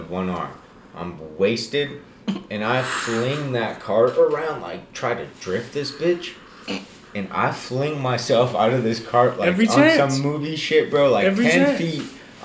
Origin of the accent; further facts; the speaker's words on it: Bosnia & Herzegovina; moved away; I come from Bosnia